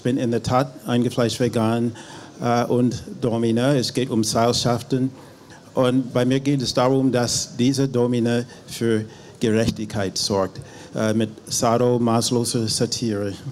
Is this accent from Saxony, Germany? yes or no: no; Berlin, Germany; ich bin Berlinerin mit äh, afroamerikanischen Wurzeln. Ähm, das erklärt den Army-Akzent.